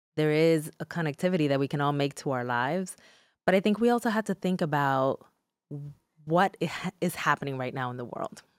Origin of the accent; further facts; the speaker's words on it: Newark, New Jersey, United States; first language Spanish; English is a second language; also born or lived in Dominican Republic; I was raised in Newark, New Jersey